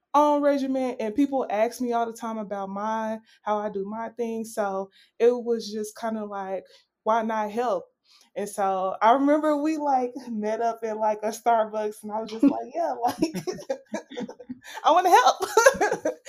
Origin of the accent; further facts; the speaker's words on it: Little Rock, Arkansas, United States; moved away; I am originally from Little Rock, Arkansas, which is also another small town.